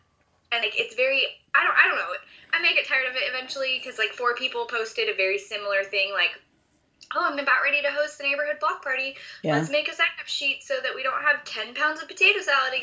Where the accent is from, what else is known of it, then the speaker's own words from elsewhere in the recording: Long Beach, California, United States; I grew up in Long Beach, California